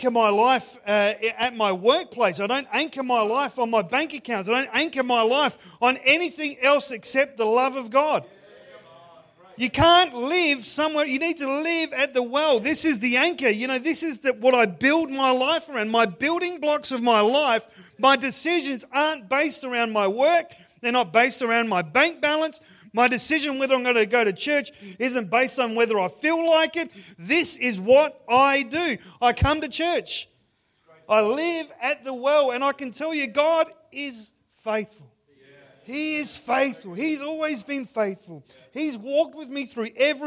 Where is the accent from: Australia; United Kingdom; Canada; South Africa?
Australia; Ceduna, South Australia; I grew up in Sejuna. Sejuna is one of those places. It's right on the beach, but it's in the middle of the desert.